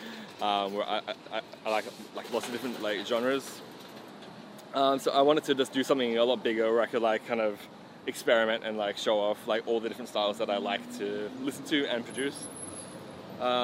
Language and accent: English; Australia; I was from Australia.